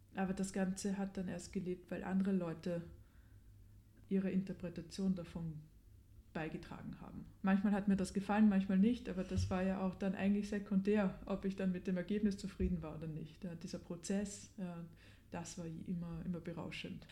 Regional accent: Vienna, Austria; Ich habe meine Jugend wirklich verbracht auf Stehplatzplätzen im Burgtheater

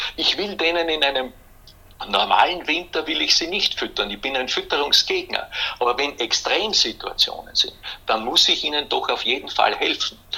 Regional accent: Hollenstein an der Ybbs, Lower Austria, Austria; Ich bin ja aufgewachsen in Hollenstein an der Ips

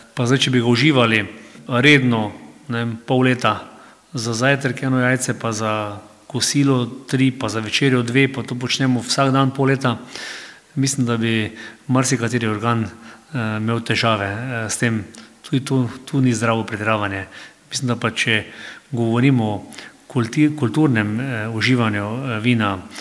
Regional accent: Slovenia; smo Slovenci

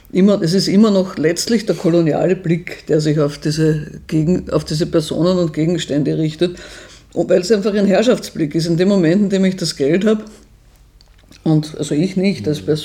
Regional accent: Vienna, Austria; Bei mir nimmt man automatisch an, ich bin aus Wien, stimmt auch, ich bin aus Wien. Ähm, ich habe einen österreichischen Reisepass, ich spreche entsprechend.

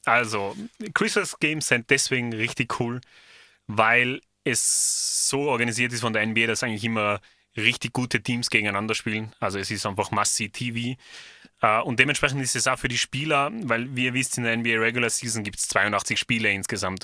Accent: Austria; bei uns in Österreich

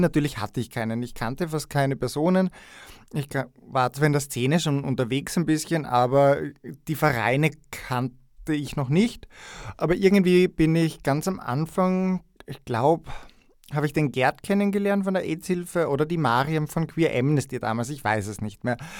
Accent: Styria, Austria; moved away as an adult; also born or lived in Graz; now in Vienna, Austria; Aus der Steiermark, aus der schönen Schilcher Gegend, genauer genommen aus Steins äh, in der Südweststeiermark. Ein kleines Dorf, ein steirisches, unbeugsam, nein. Ähm, der Schilcher macht uns wirklich stark und vor mittlerweile elf Jahren bin ich nach Wien gekommen. Also ich habe in der Steiermark meine Matura gemacht und die ersten 20 Jahre meines Lebens dort verbracht

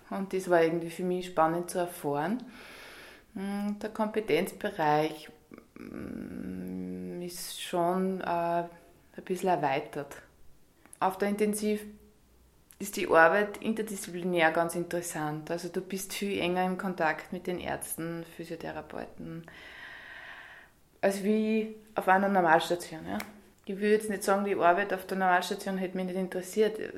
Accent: Scharnstein, Upper Austria, Austria; now in Vienna, Austria; Aufgewachsen bin ich in Scharnstein ähm, und bin dann in Kirchdorf in Tschö Später dann in Steyr, äh, da habe ich die Krankenpflegeschule gemacht und 2003 bin ich nach Wien gegangen.

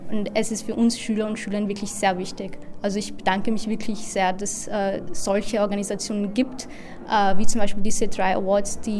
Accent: India; Äh, also ich komme aus Indien und äh, also ein Teil von Kaschmir liegt halt in Indien und der andere dann eben in Pakistan.

